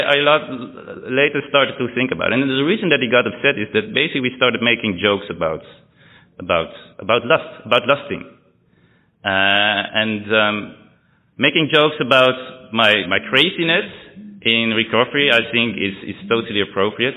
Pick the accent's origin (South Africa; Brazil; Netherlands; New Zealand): Netherlands; Amsterdam, North Holland; also born or lived in England